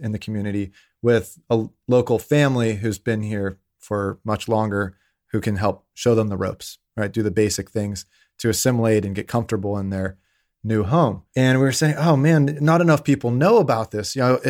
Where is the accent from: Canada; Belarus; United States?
United States; Pittsburgh, Pennsylvania; So, I mean, I grew up in Pittsburgh, Pennsylvania. That's where I'm from.